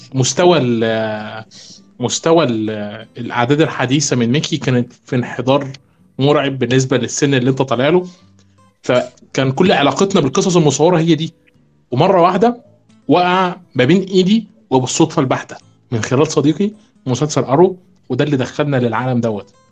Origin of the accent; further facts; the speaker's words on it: Egypt; احنا كمصريين